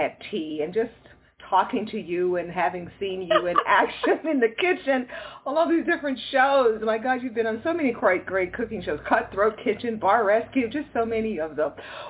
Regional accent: Houston, Texas, United States; we both are fellow Texans. I'm from Houston.

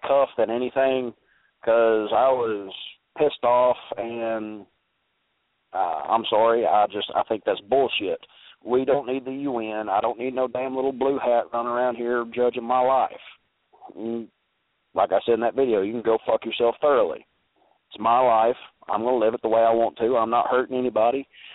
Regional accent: Alabama, United States; I'm from Alabama

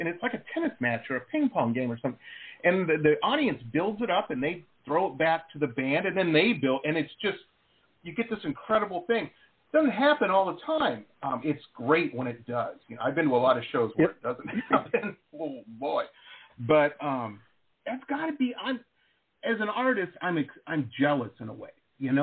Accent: Detroit, Michigan, United States; moved away as an adult; also born or lived in Boston / Los Angeles; when I grew up in Metro Detroit

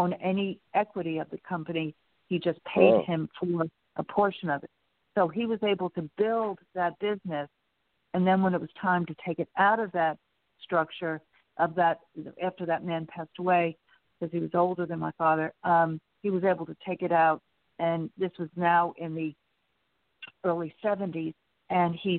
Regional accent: Long Island, New York, United States; moved away as an adult; also born or lived in Connecticut; now in Texas, United States; I grew up outside on Long Island, but outside of New York City

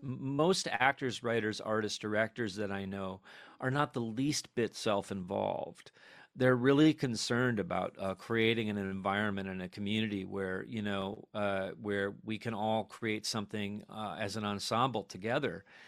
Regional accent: New York City, New York, United States; we're people from New York

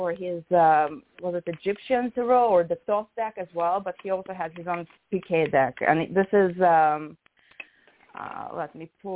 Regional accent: Russia; moved away; what I grew up with in Russia, 36 cards

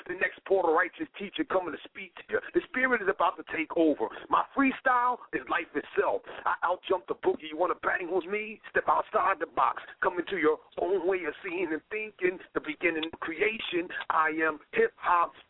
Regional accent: Philadelphia, Pennsylvania, United States; now in Miami, United States; I'm originally from Philadelphia, but I live in Miami right now

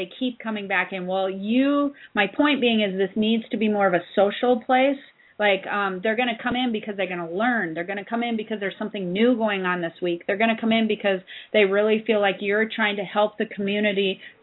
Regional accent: South Dakota, United States; I'm from South Dakota, so I know the area

